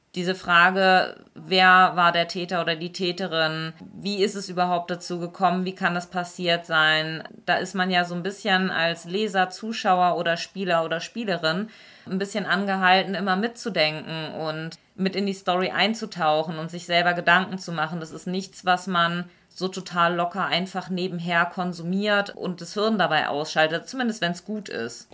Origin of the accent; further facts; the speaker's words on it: Lower Saxony, Germany; now in Stuttgart, Germany; Ich komme tatsächlich ursprünglich ganz aus dem Norden, aus Niedersachsen